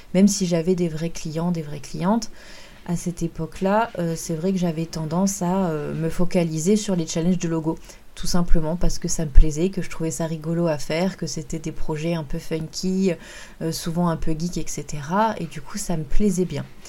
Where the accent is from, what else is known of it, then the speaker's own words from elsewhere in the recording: France; chez nous en France